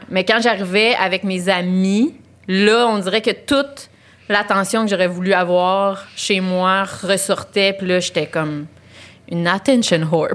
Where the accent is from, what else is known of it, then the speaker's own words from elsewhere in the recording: Laval, Quebec, Canada; je viens de Laval